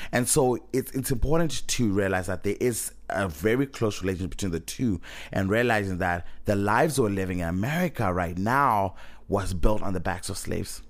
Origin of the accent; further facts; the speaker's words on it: Zimbabwe; moved away; I'm coming from Zimbabwe